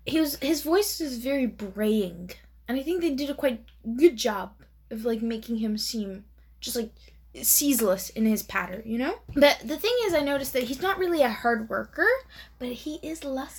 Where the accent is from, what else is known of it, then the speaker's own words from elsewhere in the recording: Karnataka, India; first language Kannada; English is a second language; I'm a Kannadiga, right? I was raised in Karnataka. That's where most of my family lives. Mm-hmm. And a common insult in my language, which is Kannada, is katte